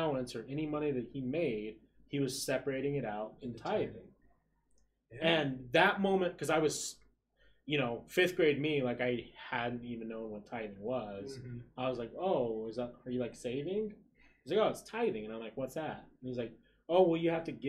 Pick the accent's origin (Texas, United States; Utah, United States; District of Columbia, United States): Utah, United States; I'm from Utah